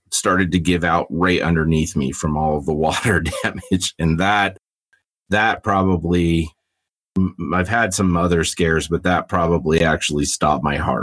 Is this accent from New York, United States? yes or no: no; Albuquerque, New Mexico, United States; moved away as an adult; now in Castle Rock, United States; I was born and raised in Albuquerque, New Mexico.